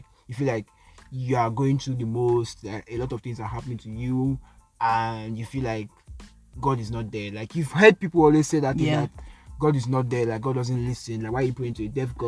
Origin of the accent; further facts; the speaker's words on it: Nigeria; I'm Nigerian